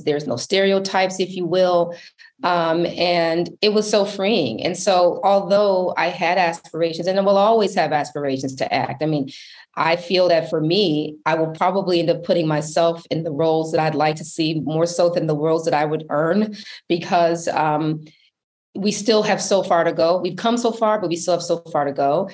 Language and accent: English; Milwaukee, Wisconsin, United States; I grew up in Milwaukee, Wisconsin.